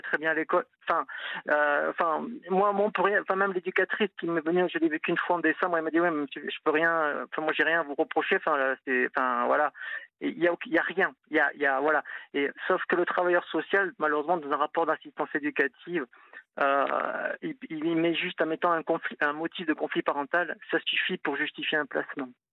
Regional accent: Toulouse, Occitania, France; moved away as an adult; now in Nantes, France; je suis Toulousain, je suis venu à Nantes il y a 20 ans

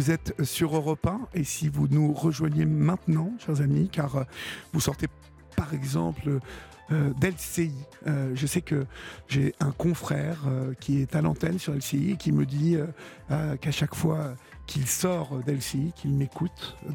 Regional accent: Paris, Île-de-France, France; je suis parisien, je suis parisien.

